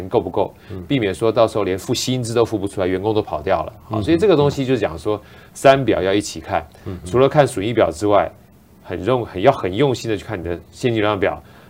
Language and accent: Chinese; China; 我们从小就有观念是啊，能不欠钱就不要欠钱，尤其我们中国人欠钱感觉就不太好哈，是件坏事儿。